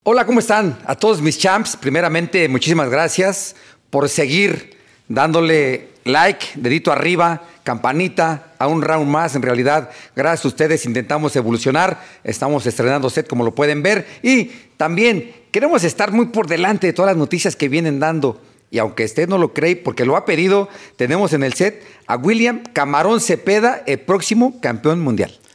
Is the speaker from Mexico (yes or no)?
yes; Mexico City, Mexico; now in Guadalajara, Mexico; todos los que somos de allá, de la Ciudad de México